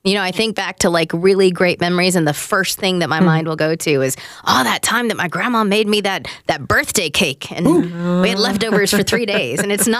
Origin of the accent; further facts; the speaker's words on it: Texas, United States; I'm from Texas.